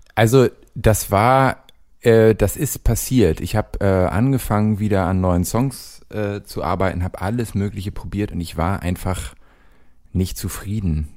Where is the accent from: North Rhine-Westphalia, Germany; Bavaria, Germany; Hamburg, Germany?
Hamburg, Germany; moved away as an adult; now in Cologne, Germany; ich bin nicht direkt an der Elbchaussee aufgewachsen, aber sehr nah daran